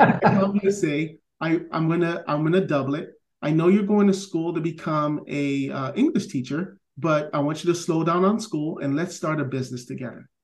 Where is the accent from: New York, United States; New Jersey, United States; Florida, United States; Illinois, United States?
Florida, United States; Miami Gardens; I grew up in Miami Gardens